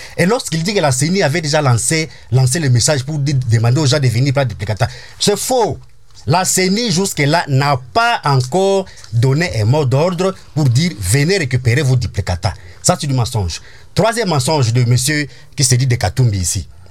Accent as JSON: {"language": "French", "country": "DR Congo", "said": "je suis congolais"}